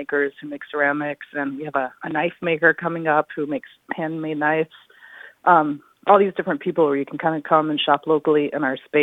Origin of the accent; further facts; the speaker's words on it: Virginia, United States; moved away as an adult; also born or lived in New York City; now in Montauk, United States; I grew up in Virginia